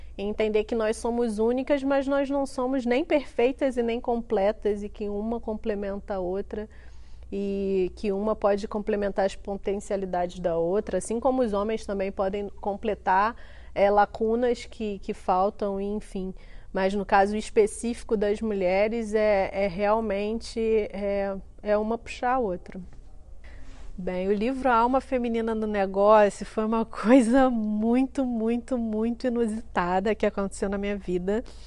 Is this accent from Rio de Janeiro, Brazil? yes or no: yes; Duque de Caxias, Rio de Janeiro, Brazil; sou carioquíssima, nasci em Caxias na década de 80